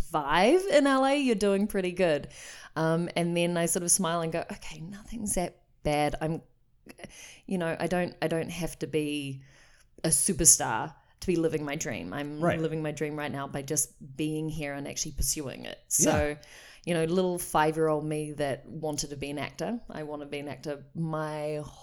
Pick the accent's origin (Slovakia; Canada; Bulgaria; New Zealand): New Zealand; moved away as an adult; now in Los Angeles, United States; I am from New Zealand